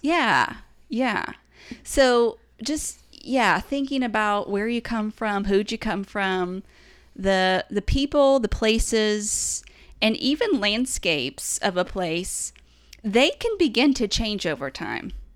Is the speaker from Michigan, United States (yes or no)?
no; East Tennessee, United States; we came from East Tennessee